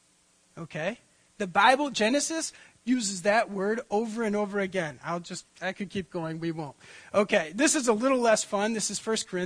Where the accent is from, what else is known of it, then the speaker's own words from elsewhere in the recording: United States; I grew up on Lake Michigan